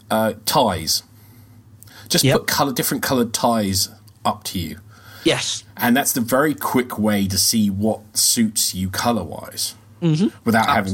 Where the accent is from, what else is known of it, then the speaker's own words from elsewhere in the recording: United Kingdom; being very British, you don't offer an opinion unless you're asked for one.